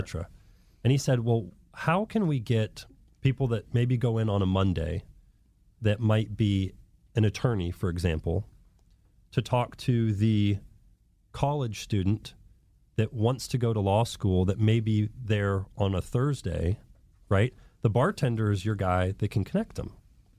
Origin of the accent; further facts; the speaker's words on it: Columbus, Ohio, United States; No. I'm from Columbus, Ohio. I'm, a white guy from Columbus, 175 pounds soaking wet